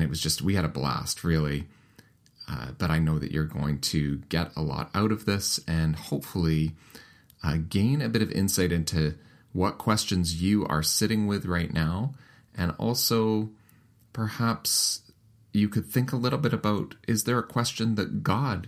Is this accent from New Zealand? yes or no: no; Canada; I'm Canadian